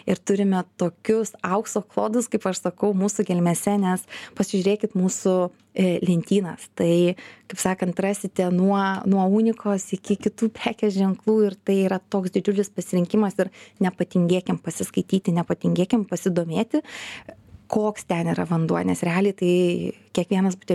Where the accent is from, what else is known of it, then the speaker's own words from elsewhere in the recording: Lithuania; also born or lived in Kaunas; mes esame lietuviai